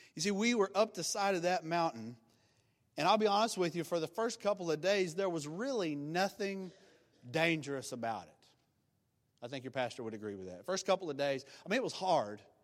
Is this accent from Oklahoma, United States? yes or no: yes; Oklahoma, United States; I'm from Oklahoma and from the country